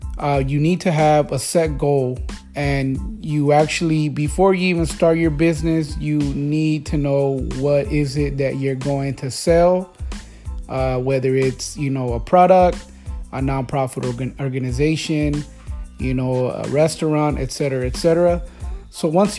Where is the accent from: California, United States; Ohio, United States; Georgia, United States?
California, United States; Los Angeles; I am from California, so Los Angeles